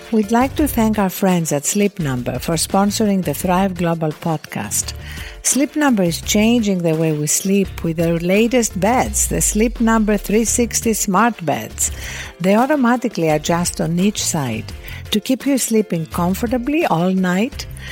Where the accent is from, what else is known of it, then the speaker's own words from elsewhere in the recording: Greece; the ancient philosophers that I was brought up with in Greece